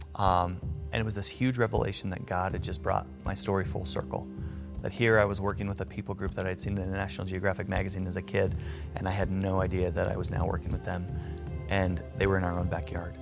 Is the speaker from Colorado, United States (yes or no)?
yes; Greeley, Colorado, United States; I am from Greeley, Colorado. Currently work here as a physician assistant